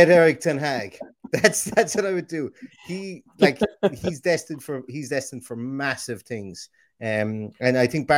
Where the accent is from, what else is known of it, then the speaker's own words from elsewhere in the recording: Limerick, Munster, Ireland; accent: Limerick; my aggressive Limerick accent